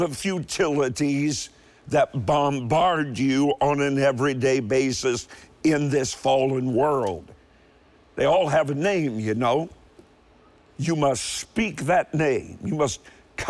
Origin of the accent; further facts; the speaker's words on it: Kentucky, United States; also born or lived in Cleveland, Ohio; I was born in Cleveland. You say, but you're from Kentucky. I know, but my father took a job in Cleveland